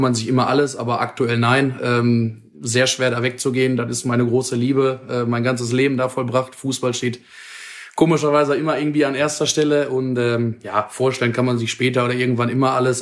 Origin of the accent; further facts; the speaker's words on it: Dinslaken, North Rhine-Westphalia, Germany; ich komme aus Dienstlaken, bin dort auch geboren, aufgewachsen, lebe da mein ganzes Leben.